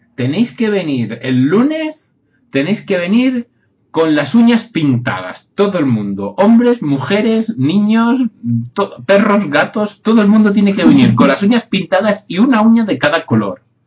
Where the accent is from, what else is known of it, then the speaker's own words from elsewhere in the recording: Catalonia, Spain; yo soy catalán